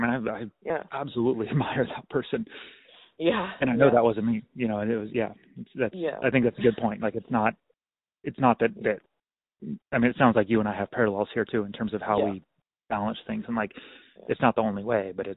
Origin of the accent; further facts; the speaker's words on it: Klamath Falls, Oregon, United States; also born or lived in Stanford, California / Eugene, Oregon; I grew up in Klamath Falls, Oregon